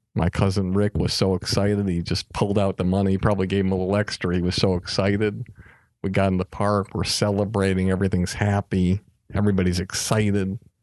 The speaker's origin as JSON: {"language": "English", "town": "Longmeadow", "region": "Massachusetts", "country": "United States", "said": "I'm from Long Meadow, Massachusetts, near the Basketball Hall of Fame in Springfield."}